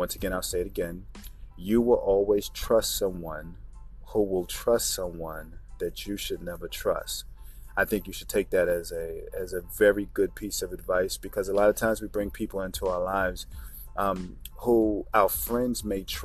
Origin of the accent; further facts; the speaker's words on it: New York, United States; I grew up in New York